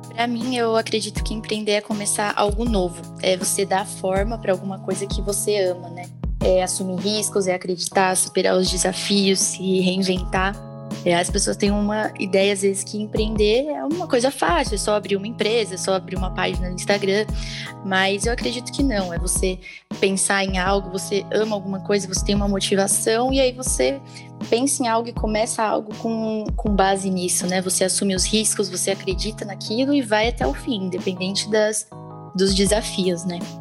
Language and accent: Portuguese; Santo André, São Paulo, Brazil; eu sou de Santo André